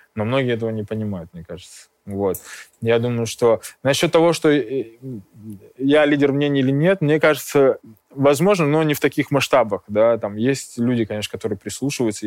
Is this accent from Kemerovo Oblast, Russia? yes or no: yes; Kemerovo, Kemerovo Oblast, Russia; moved away as an adult; also born or lived in Armenia; now in Moscow, Russia; я родился в Армении, э, очень долго школьное и студенческое время я э, прожил в Кемерово, в Сибири.